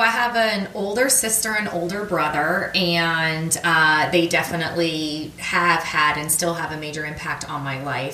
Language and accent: English; Austintown, Ohio, United States; moved away as an adult; also born or lived in Michigan; now in Washington, D.C., United States; I was born in Northeast Ohio, a suburb of Youngstown, Ohio, called Austintown, and um, I lived there